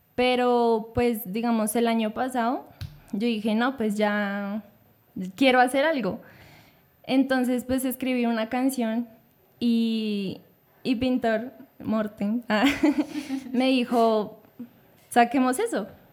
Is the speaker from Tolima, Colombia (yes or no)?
no; Bogotá, Bogotá Capital District, Colombia; pues crecimos en la localidad Rafael Uribe, en el barrio